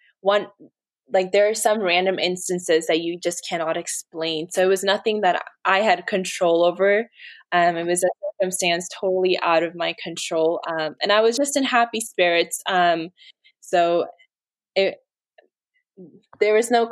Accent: United States; I was raised in America, and America is my home. I like came here when I was a baby

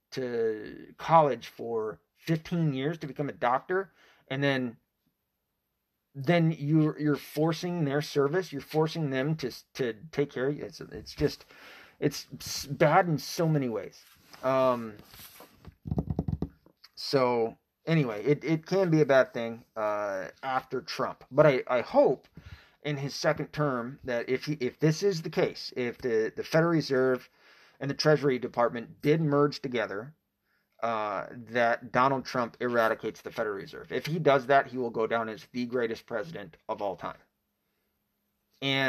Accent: Tennessee, United States; I was raised in Tennessee. So I was raised in the Bible Belt, half raised, I should say.

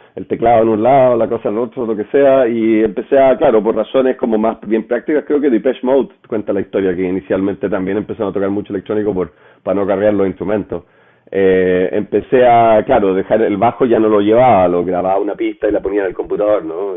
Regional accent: Chile; moved away as an adult; also born or lived in Paris, France; yo me fui de Chile

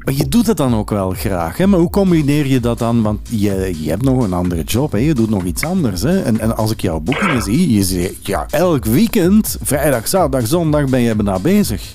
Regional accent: Antwerp, Flanders, Belgium; bij ons in Antwerpen

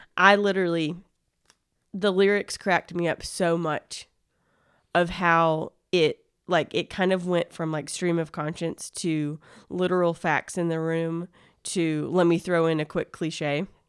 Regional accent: near Gulf Shores / Orange Beach, Alabama, United States; now in Athens, Georgia, United States; I grew up in the South, and so, like, near Gulf Shores, Alabama, Orange Beach, Alabama.

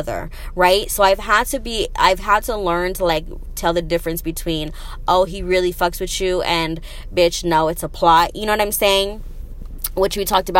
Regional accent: Arizona, United States; moved away as an adult; also born or lived in Las Vegas; I'm from Arizona

